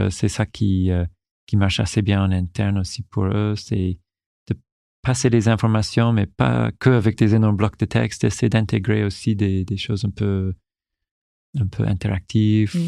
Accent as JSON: {"language": "French", "region": "Newfoundland and Labrador", "country": "Canada", "tie": "born or raised there", "second_language": "French", "moved": "as an adult", "lives_now": "France", "said": "j'ai fait vraiment ma, ma, jeunesse et toutes mes, toutes mes études jusqu'à l'université au Canada, à Terre-Neuve"}